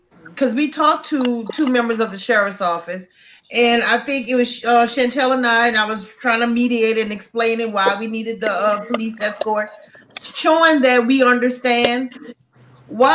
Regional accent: Donaldsonville, Louisiana, United States; I'm not from Donaldsonville. My mom is from Donaldsonville, from Saguna, as a matter of fact. And I had relatives in Donaldsonville and I grew up in Donaldsonville

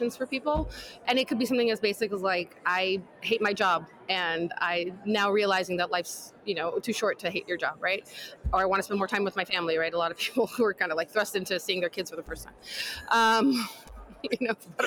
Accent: New York, United States; I'm a New Yorker, born and bred

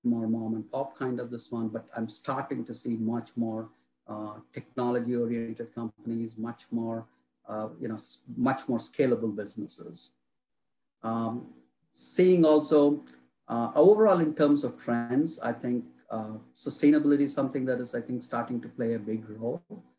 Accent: India; now in North Carolina, United States; I'm originally from India. And through my career, I have moved around different parts of the country, different parts of the world.

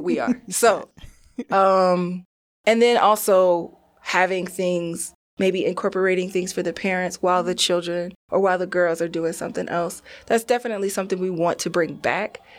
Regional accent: New Jersey, United States; I'm from New Jersey, I did go to predominantly white schools.

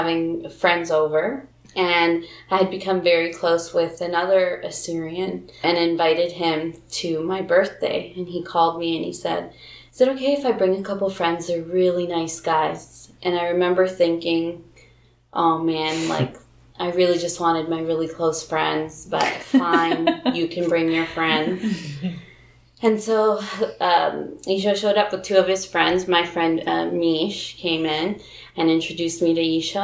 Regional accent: Guatemala; I am Guatemalan

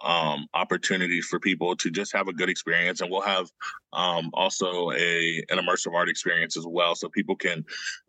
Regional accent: Oklahoma, United States; growing up in Oklahoma as a Black artist

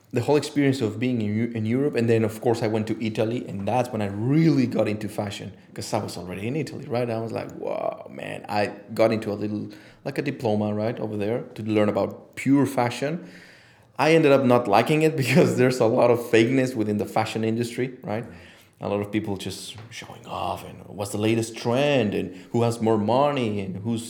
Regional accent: Mexico City, Mexico; moved away; Mexico City

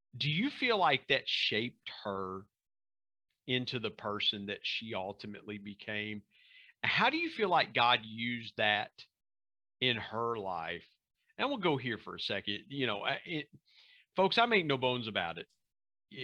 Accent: Southern Ohio, United States; now in West Virginia, United States; growing up in Southern Ohio and being across the border from West Virginia

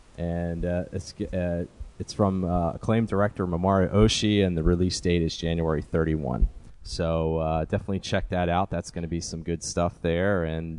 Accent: United States; as an American

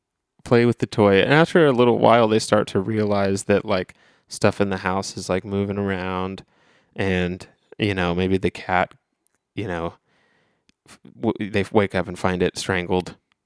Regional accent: Ohio, United States; We are from Ohio.

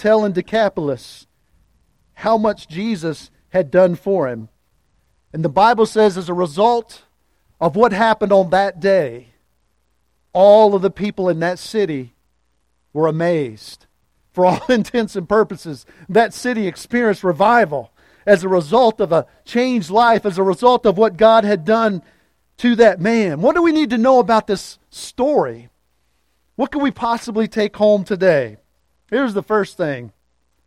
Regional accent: Louisa, Virginia, United States; my hometown of Louisa, Virginia

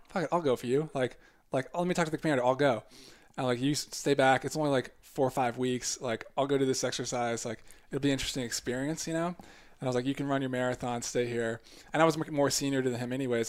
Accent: United States; moved away as an adult; also born or lived in Japan; growing up outside Washington D.C. suburbs, like a lot of military government kind of presence

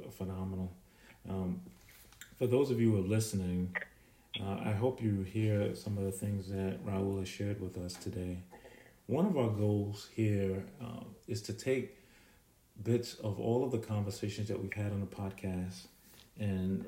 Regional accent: Jamaica; now in United States; I was born in Jamaica, and we've come here

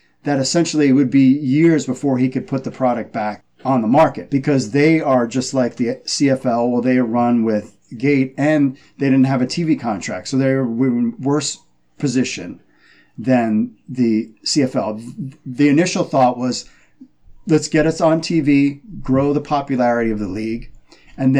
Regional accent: New York, United States; moved away as an adult; also born or lived in Maryland / Baltimore; I'm from New York, so I was a Jets fan, then moved out to Maryland

